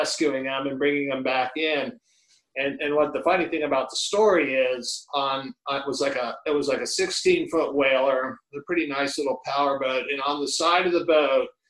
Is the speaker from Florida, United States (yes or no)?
yes; Miami, Florida, United States; Growing up in Coconut Grove, Miami, in the 70s